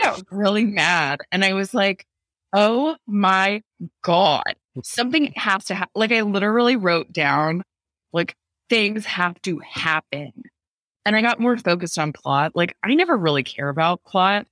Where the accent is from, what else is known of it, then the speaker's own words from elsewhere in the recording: San Diego, California, United States; my hometown of La Jolla, California, which is in San Diego